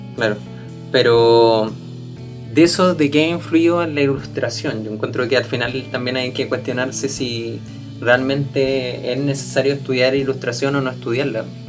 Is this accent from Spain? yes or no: no; Puente Alto, Santiago Metropolitan Region, Chile; yo vengo de un colegio de Puente Alto, colegio municipal